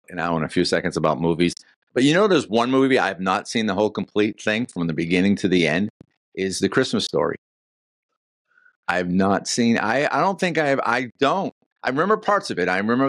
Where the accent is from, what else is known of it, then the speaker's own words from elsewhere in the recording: Northeast, United States; moved away as an adult; now in Florida, United States; I find it more difficult here in Florida celebrating Christmas than anywhere else, because I grew up for 30 years in the North where we had the snow.